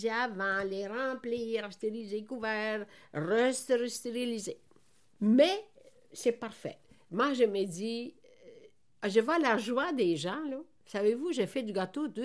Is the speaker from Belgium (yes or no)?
no; Veneto, Italy; now in Quebec, Canada; moi, je suis née dans la Vénétie.